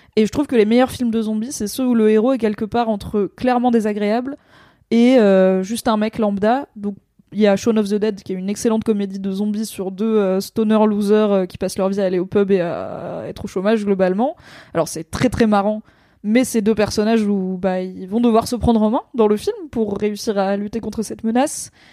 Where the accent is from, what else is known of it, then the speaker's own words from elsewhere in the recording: France; en tant que française